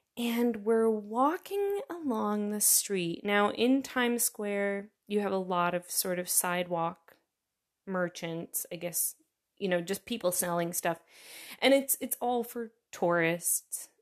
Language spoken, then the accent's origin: English; New York, United States; moved away as an adult; now in Germany; I'm from New York," and I have to very quickly follow it up with, "Not the city, the state